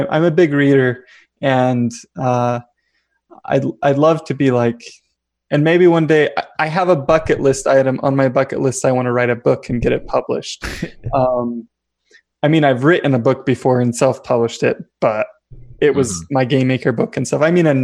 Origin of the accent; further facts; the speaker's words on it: Vernal, Utah, United States; I'm from Vernal, Utah. It's like rural Utah